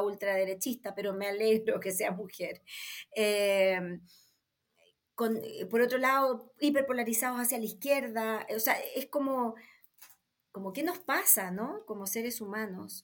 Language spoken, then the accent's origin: Spanish; Chile; Yo soy latina, soy chilena